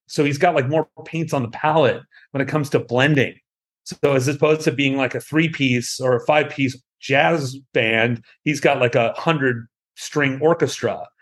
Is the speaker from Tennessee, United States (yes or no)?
no; Southern California, United States; I'm from Southern California